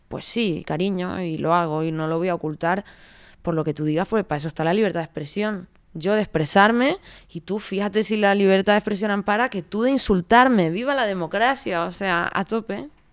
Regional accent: Canary Islands, Spain; accent: Canarian; moved away; also born or lived in Madrid / Barcelona; yo soy muy canaria, de hecho cuando lo has dicho me sale todo el acento a muerte

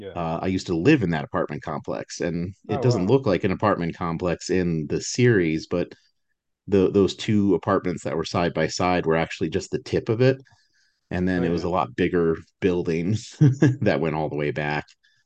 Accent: Albuquerque, New Mexico, United States; I grew up in Albuquerque, where both of them are filmed.

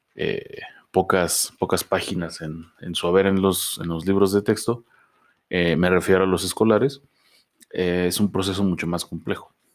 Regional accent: Mexico; nosotros como mexicanos

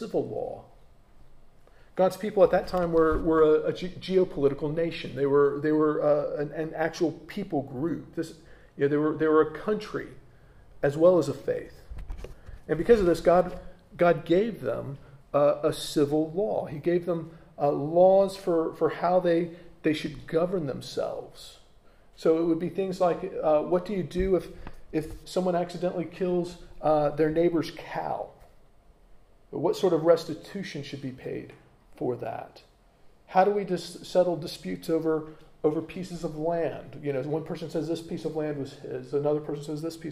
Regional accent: United States; accent: American; moved away as an adult; now in United Kingdom; there are habits that I have as an American that I probably will never change, even though I'm now a British citizen. You know, there's things about me that will always mark me out as being from America. You know, I can't change my accent.

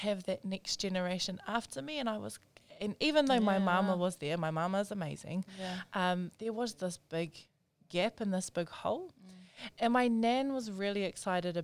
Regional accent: Auckland, New Zealand; Born and raised in South Auckland

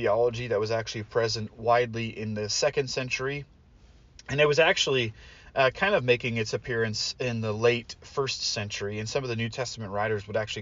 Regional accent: Portland, Oregon, United States; I grew up in Portland, and so we would go along the Columbia River Gorge all the time.

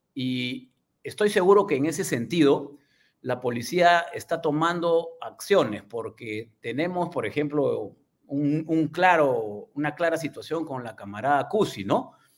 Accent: Peru; nuestra realidad como peruanos

